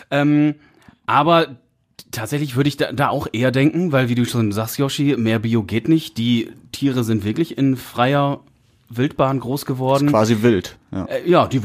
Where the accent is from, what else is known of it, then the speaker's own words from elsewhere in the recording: Münsterland, North Rhine-Westphalia, Germany; komme aus dem Münsterland